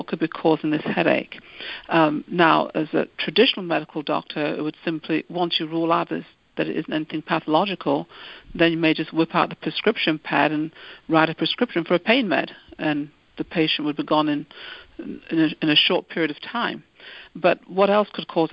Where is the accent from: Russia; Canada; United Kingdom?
United Kingdom; moved away; I'm originally from the United Kingdom